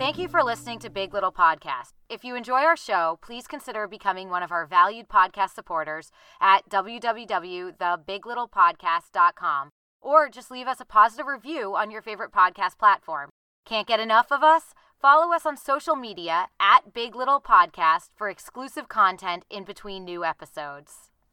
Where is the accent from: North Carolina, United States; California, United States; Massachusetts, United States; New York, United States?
Massachusetts, United States; outside Boston; I didn't grow up in Connecticut. I grew up outside Boston